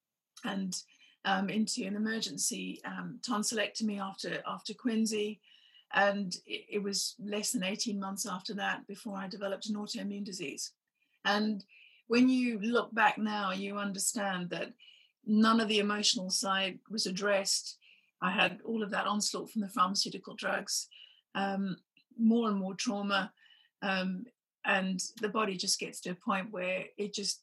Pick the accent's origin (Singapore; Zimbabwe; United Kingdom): Zimbabwe; I was growing up in Zimbabwe